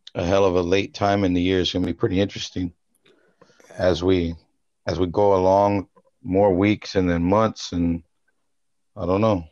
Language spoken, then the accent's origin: English; United States; as an American